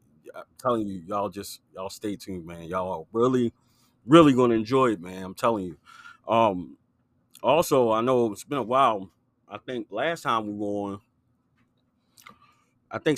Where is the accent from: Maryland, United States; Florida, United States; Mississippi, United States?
Maryland, United States; we're from Maryland